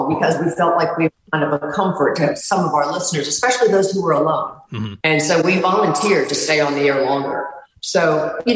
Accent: Radford, Virginia, United States; moved away as an adult; also born or lived in Roanoke, Virginia; now in South Florida, United States; I grew up there, you know, I'm from Radford

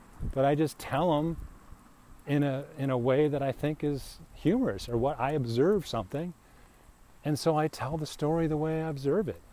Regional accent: United States; moved away as an adult; also born or lived in Berlin, Germany; as an American

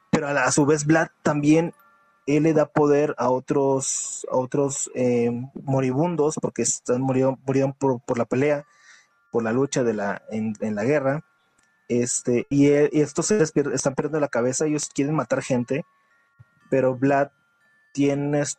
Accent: Uruguay; soy de Uruguay.

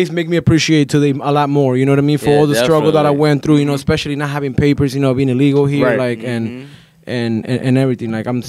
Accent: Lima, Peru; now in Sanford, United States; I'm Peruvian. I'm from Lima.

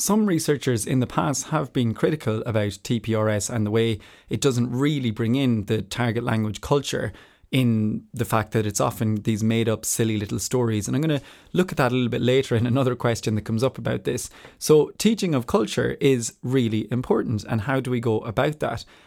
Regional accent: Ireland; moved away; also born or lived in Spain / France / Switzerland / New Zealand; I am Irish and I identify as Irish

